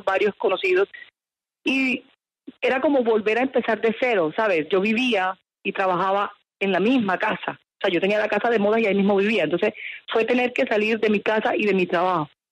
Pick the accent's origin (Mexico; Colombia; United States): Colombia; Cartagena, Caribbean coast; yo soy costeña